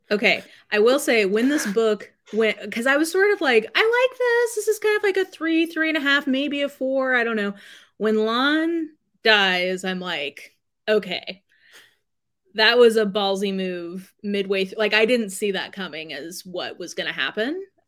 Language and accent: English; Canada; we don't have T V in Canada